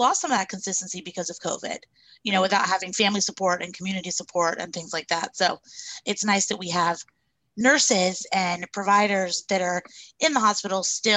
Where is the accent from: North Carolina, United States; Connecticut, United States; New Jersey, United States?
North Carolina, United States; Charlotte; I was born and raised in Charlotte and I am doing my doula practice here now.